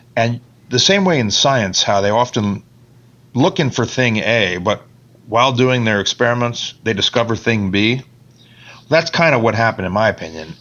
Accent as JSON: {"language": "English", "town": "Bar Harbor", "region": "Maine", "country": "United States", "also_born_or_lived": "Boston, Massachusetts", "moved": "as an adult", "said": "that's where I'm from, Bar Harbor, Maine, because my father was an employee of the National Park Service"}